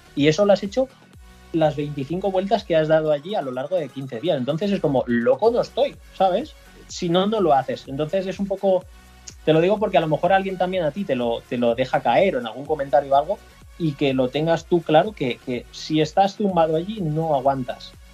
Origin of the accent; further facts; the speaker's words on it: Pedreguer, Valencian Community, Spain; tenía un tallercito en, en Pedreguer, en mi pueblo, y desde los 15 años me dedico a esto